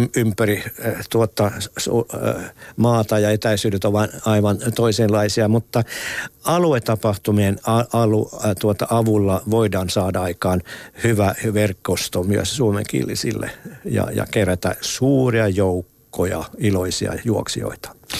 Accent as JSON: {"language": "Finnish", "region": "Ostrobothnia", "country": "Finland", "said": "meillä Pohjanmaalla"}